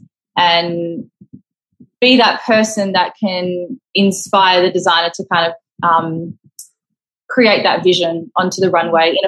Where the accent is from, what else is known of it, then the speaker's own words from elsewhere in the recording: Perth, Western Australia, Australia; moved away as an adult; now in Los Angeles, United States; I'm from Perth, Western Australia